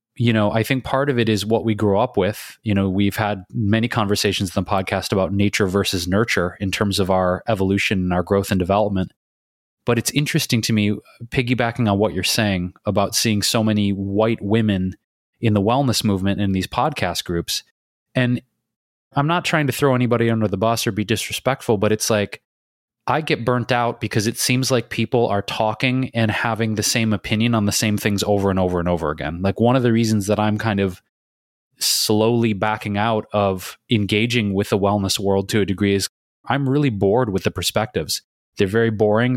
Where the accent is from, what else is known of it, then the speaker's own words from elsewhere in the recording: Detroit, Michigan, United States; moved away as an adult; also born or lived in Chicago / New York City / Bay Area / London; now in Los Angeles, United States; I grew up in Detroit